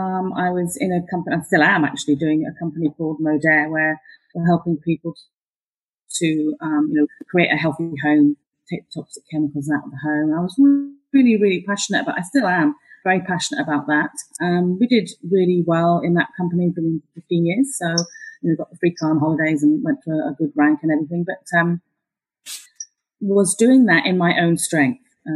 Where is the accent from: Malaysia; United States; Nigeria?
Malaysia; born there; I was born in Malaya, so I speak the Queen's English, darling.